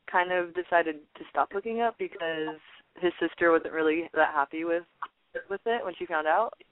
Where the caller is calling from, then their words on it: Pomona, California, United States; I've called before. Um, I'm calling from Pomona.